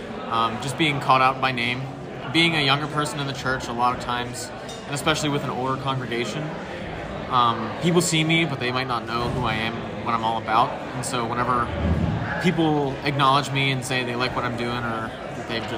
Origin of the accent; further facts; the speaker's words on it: Monongahela, Pennsylvania, United States; I'm from Monongahela, Pennsylvania